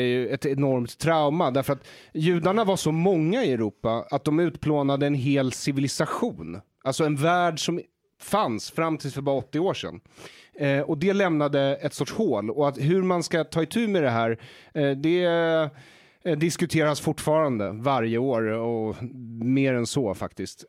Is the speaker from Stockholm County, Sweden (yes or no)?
yes; Solna, Stockholm County, Sweden; also born or lived in Israel; i Bergshamra där jag växte upp